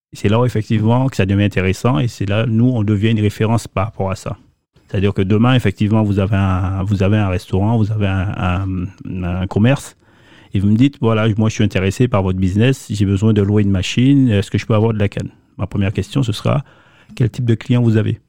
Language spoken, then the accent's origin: French; Ducos, Martinique; je suis originaire de Ducos, la Martinique